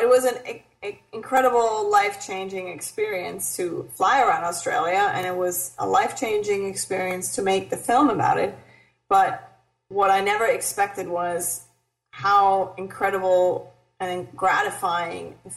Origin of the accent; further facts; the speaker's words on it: Germany; moved away as an adult; now in Los Angeles, United States; I grew up in Germany